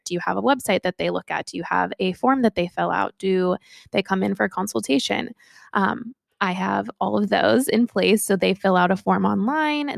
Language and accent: English; Sacramento, California, United States; I'm from Sacramento, California